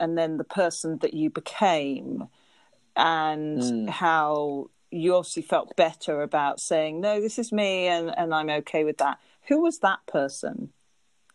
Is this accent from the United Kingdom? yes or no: yes; United Kingdom; we have that stoically British viewpoint